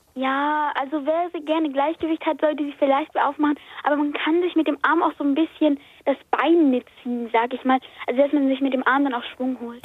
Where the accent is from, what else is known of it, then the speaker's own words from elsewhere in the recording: Hamburg, Germany; Ich komme aus Hamburg